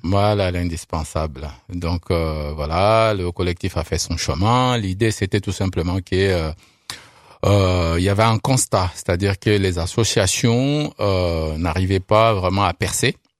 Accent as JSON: {"language": "French", "country": "France", "also_born_or_lived": "Saint-Étienne", "said": "on est français"}